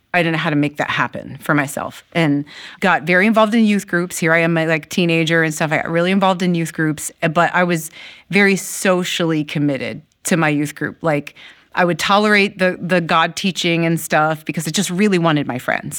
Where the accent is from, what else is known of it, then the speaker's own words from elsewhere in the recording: Maryland, United States; also born or lived in Ohio; I was eight years old and we moved from Ohio to Maryland